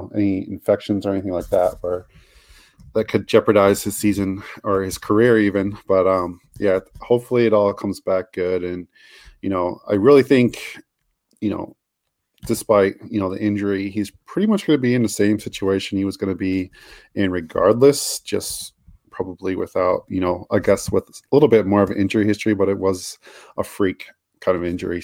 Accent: United States; I am American

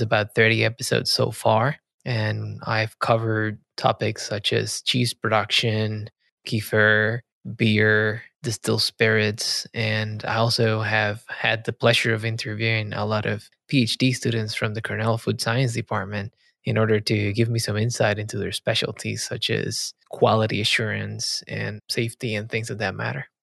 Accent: Puerto Rico; moved away; I grew up in Puerto Rico

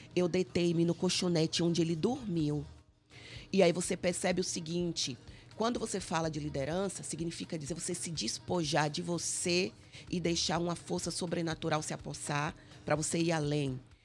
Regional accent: Salvador, Bahia, Brazil; moved away as an adult; also born or lived in Cabinda, Angola; now in Angola; na minha terra, Salvador, na Bahia

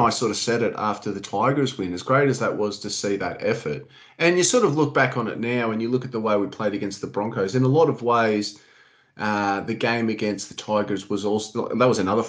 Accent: Sydney, New South Wales, Australia; I grew up in Lilyfield. I was just across the road from Leichhardt Oval.

